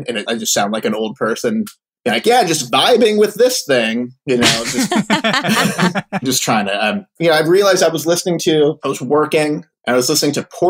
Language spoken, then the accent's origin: English; Florida, United States; born there; also born or lived in Philadelphia / Chicago; So I was born in Florida. He worked at a hospital there.